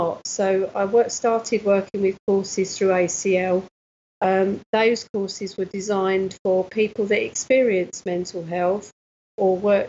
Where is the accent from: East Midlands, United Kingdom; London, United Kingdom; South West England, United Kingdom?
East Midlands, United Kingdom; Nottingham; born there; also born or lived in Cyprus; my parents are from Nottingham, mm-hmm. and my father was in the Air Force, so okay. I was born in Nottingham. And then we went to, he was stationed in Cyprus